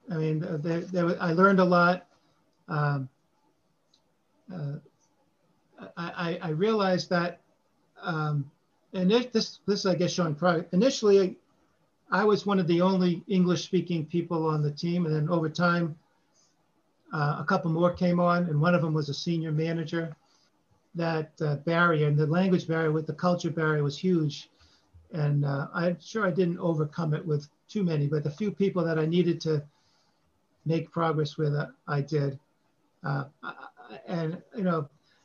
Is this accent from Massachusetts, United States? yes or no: yes; Boston, Massachusetts, United States; accent: Boston; when I went to California with my Boston accent